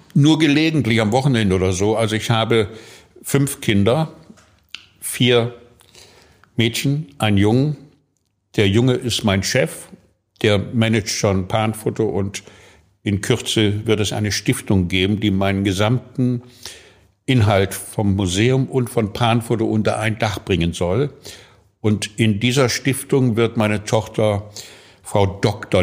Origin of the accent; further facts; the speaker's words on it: Fulda, Hesse, Germany; moved away as an adult; now in Hamburg, Germany; Ich komme aus Fulda